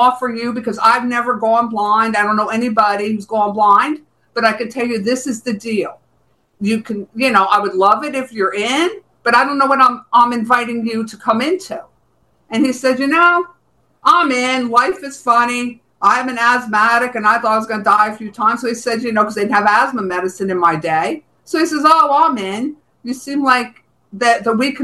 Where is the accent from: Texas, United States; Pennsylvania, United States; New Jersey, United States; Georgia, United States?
New Jersey, United States; moved away as an adult; also born or lived in Bronx, New York; now in Florida, United States; I was from New Jersey